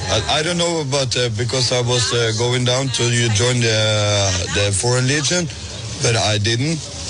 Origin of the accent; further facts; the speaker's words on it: Norway; Yeah, I'm from Norway.